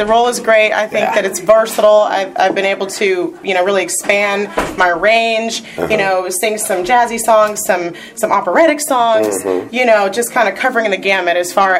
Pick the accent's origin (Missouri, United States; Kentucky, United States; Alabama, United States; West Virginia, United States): Missouri, United States; Kansas City; moved away as an adult; now in California, United States; I grew up in Kansas City, Missouri